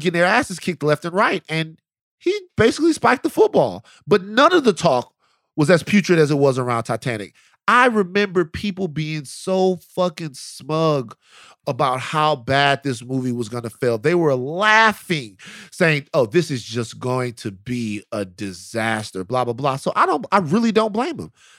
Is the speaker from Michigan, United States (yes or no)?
no; Baton Rouge, Louisiana, United States; I'm from South Baton Rouge, Louisiana.